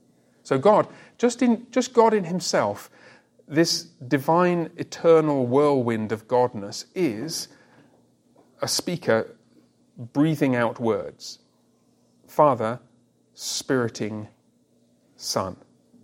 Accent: England, United Kingdom; I remember the first time I was away from England for any extended period of time, I was about 20

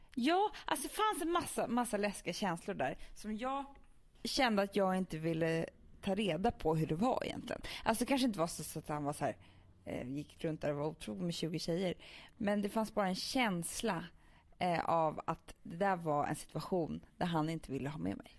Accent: Stockholm, Stockholm County, Sweden; vi som är stockholmare.

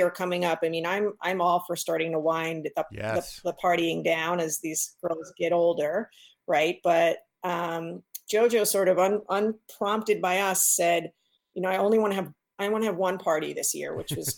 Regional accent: East Coast, United States; moved away; I grew up on the East Coast, so that's a world where, you know, most everybody goes to camp

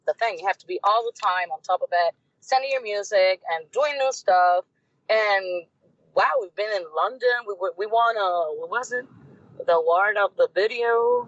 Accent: Puerto Rico; From here, from Puerto Rico, we're like American citizens

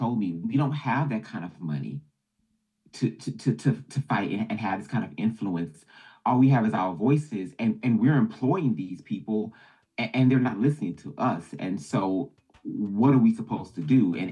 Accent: Baton Rouge, Louisiana, United States; I'm from Baton Rouge, Louisiana

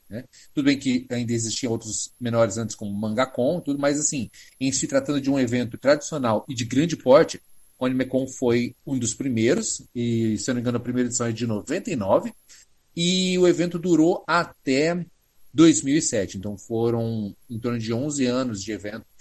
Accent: Paraná, Brazil; also born or lived in Londrina, Paraná; eu morava em Londrina, no Paraná. Sim, eu sou paranaense

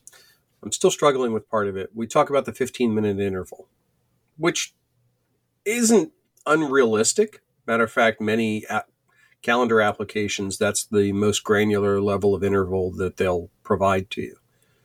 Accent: Pennsylvania, United States

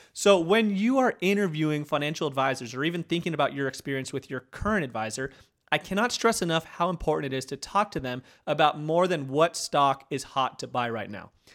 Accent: Arizona, United States; now in Auburn, United States; growing up in Arizona

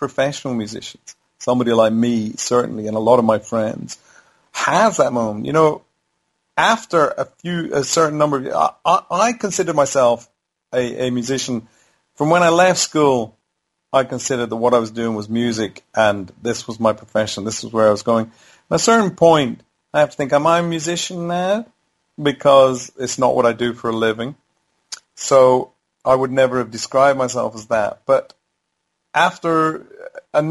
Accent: Howth, Leinster, Ireland; I grew up in Howth in Ireland

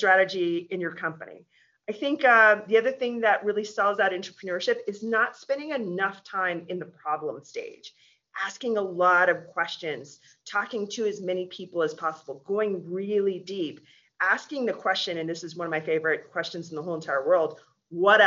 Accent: Alaska, United States; now in Colorado, United States; I'm from Alaska, I'm a pioneer. I grew up in a gold mine

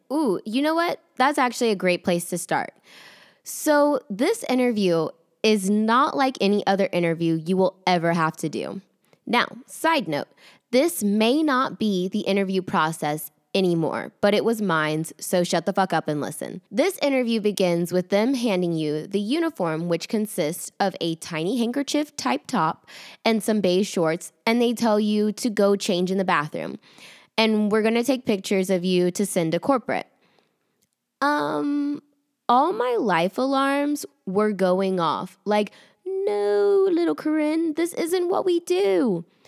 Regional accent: the South, United States; accent: Southern; my Southern accent

